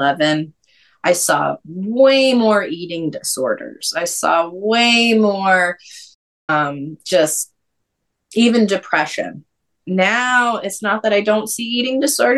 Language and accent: English; New Hampshire, United States; moved away as an adult; also born or lived in North Carolina / Georgia; born and raised in New Hampshire